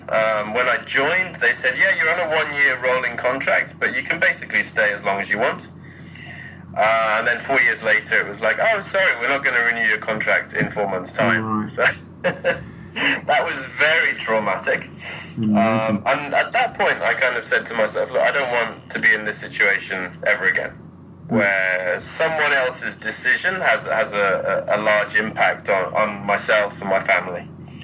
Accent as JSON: {"language": "English", "region": "England", "country": "United Kingdom", "tie": "born or raised there", "also_born_or_lived": "Germany / Spain / China", "moved": "as an adult", "lives_now": "Japan", "said": "So my parents are British. I was born in Germany, lived there for a couple of years. So I left when I was two. Went back to England for a bit, then moved to Spain for 8 years."}